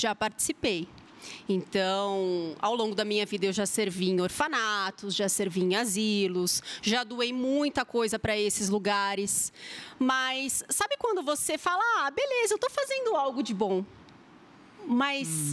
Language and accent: Portuguese; São Paulo, Brazil; accent: R puxado; now in Maringá, Brazil; eu sou paulistana